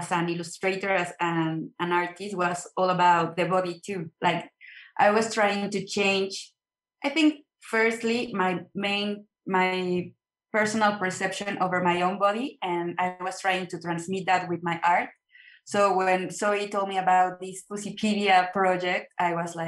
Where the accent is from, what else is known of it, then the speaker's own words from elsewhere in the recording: Mexico; in a very small city, like 2 hours away from Mexico City, all my childhood